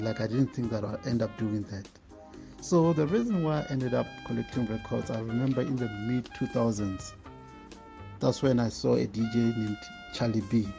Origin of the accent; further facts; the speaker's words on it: Limpopo, South Africa; I'm from Limpopo